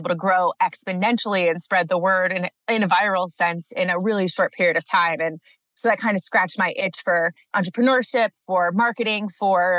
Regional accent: Cleveland, Ohio, United States; moved away as an adult; also born or lived in Maryland; now in Colorado, United States; I grew up outside of Cleveland, Ohio, went to school on the East Coast, University of Maryland

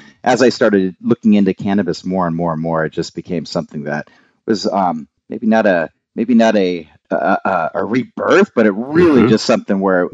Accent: Southern California, United States; growing up in Southern California with a bunch of surfers

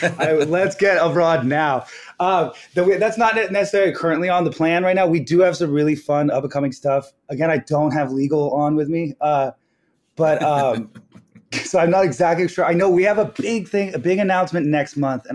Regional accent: Los Angeles, California, United States; moved away as an adult; now in New York, United States; I'm from Los Angeles.

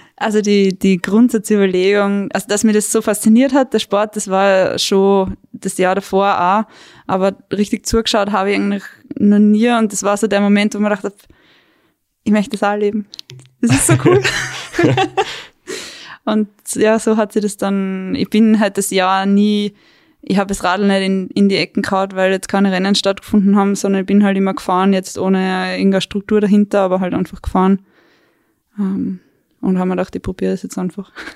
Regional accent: Weinviertel, Lower Austria, Austria; moved away as an adult; now in Tyrol, Austria; Ich bin ursprünglich aus Niederösterreich, aus dem Weinviertel

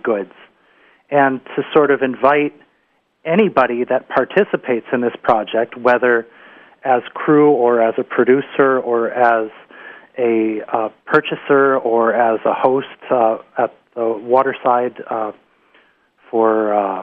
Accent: upper Susquehanna, New York, United States; now in Vermont, United States; where I grew up on the Susquehanna, the origins of the colonial settlements on the upper Susquehanna, like Binghamton

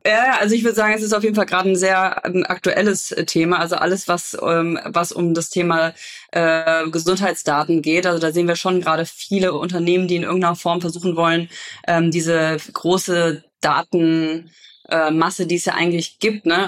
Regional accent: Cologne, North Rhine-Westphalia, Germany; ich bin ja Kölnerin

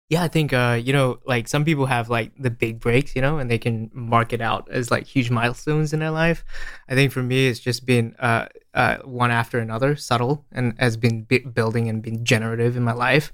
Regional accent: Australia; moved away as an adult; also born or lived in Malaysia; now in San Francisco, United States; I was born in Malaysia and I, uh, grew up in Australia

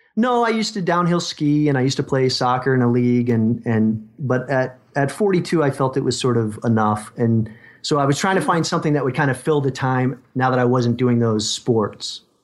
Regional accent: Connecticut, United States; now in Southern California, United States; I grew up in Connecticut

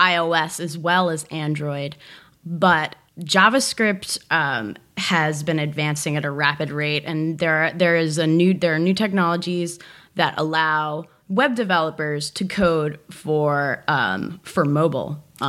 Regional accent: New Jersey, United States; moved away as an adult; also born or lived in New York; now in Los Angeles, United States; I'm from New Jersey.

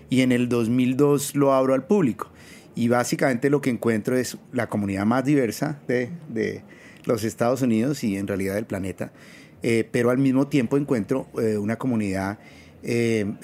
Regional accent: Bogotá, Colombia; moved away as an adult; now in New York, United States; yo llegué en el 2000 de, de Colombia, de Bogotá, y la idea era eh, hacer, neurociencias.

